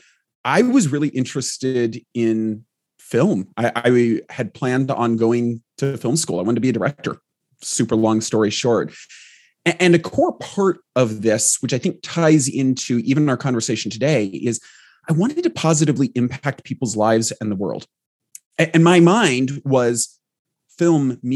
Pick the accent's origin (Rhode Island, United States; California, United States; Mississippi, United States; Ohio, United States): California, United States; Southern; I grew up in Southern California, primarily in a small mountain town where it actually snows.